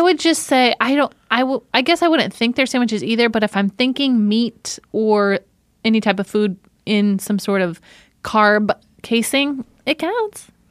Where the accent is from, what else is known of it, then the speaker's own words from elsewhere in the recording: St. Joseph, Michigan, United States; accent: Michigan; moved away; I grew up in Saint Joseph, Michigan